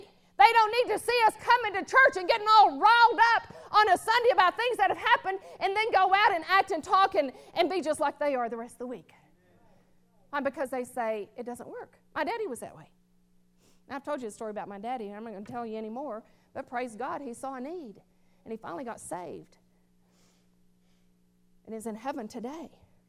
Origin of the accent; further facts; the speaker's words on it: the South, United States; born there; Because I was born in the South. And so some of that's still in me, that nature.